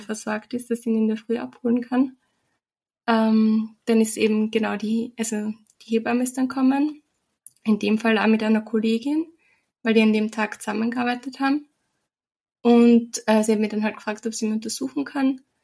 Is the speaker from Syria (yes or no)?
no; Austria; bei uns in Österreich